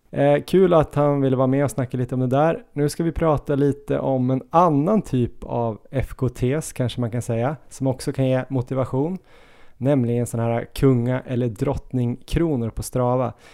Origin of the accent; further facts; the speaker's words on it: Ås, Jämtland, Sweden; moved away; där jag är uppvuxen